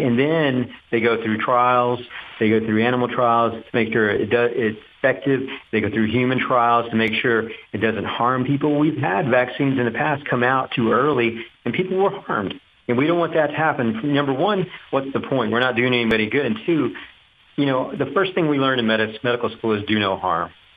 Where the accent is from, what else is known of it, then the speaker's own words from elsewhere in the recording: Duncanville, Texas, United States; also born or lived in Little Elm, Texas; growing up in Duncanville, driving to downtown Dallas